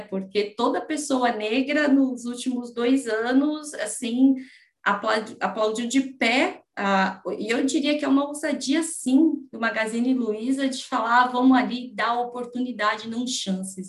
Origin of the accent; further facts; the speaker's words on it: São Paulo, Brazil; eu aqui nascida e criada em São Paulo